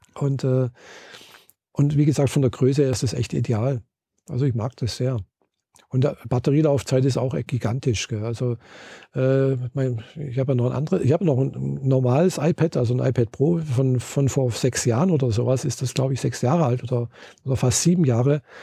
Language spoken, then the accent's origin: German; Germany; ich bin Deutsche, habe meinen Pass hingezeigt